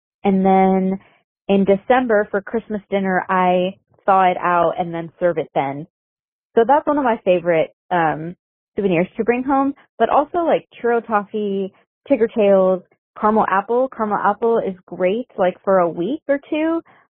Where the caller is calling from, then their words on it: Toronto, Ontario, Canada; I'm calling from Toronto, Canada.